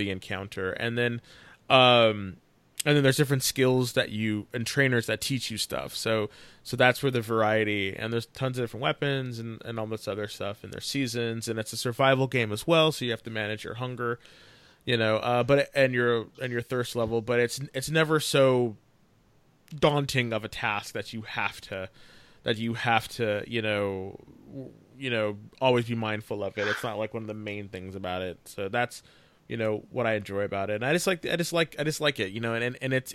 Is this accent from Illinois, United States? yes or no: no; California, United States; we're all from California